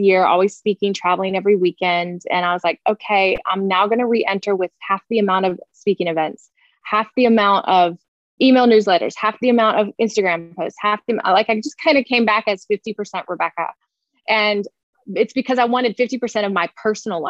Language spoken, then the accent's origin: English; Florida, United States; I'm a Florida girl. I grew up in Florida